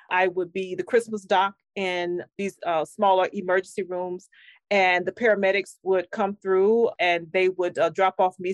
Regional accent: Houston, Texas, United States; I grew up in Houston

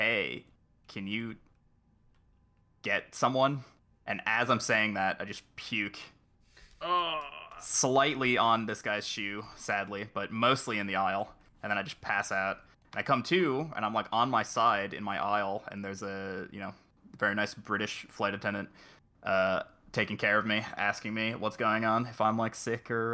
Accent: Chicago, Illinois, United States; moved away; I'm from Chicago. I have family there

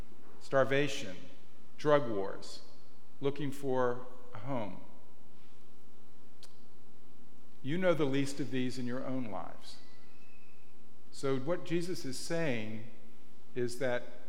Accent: the American South, United States; now in Marin, United States; I'm from the American South

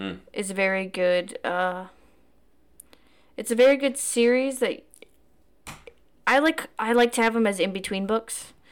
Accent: Altoona, Wisconsin, United States; growing up in Altoona, when I was growing up there, it was a lot of older people that lived there.

